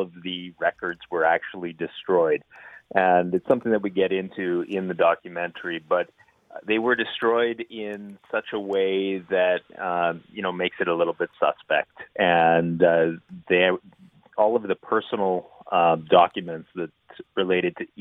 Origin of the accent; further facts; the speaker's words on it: Saskatchewan, Canada; I grew up in Saskatchewan.